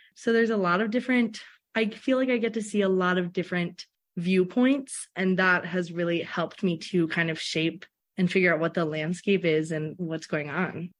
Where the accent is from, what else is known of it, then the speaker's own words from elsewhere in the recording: Philadelphia, Pennsylvania, United States; also born or lived in Alabama; now in Minnesota, United States; I was in Alabama before doing my undergrad, but I'm originally from Philadelphia.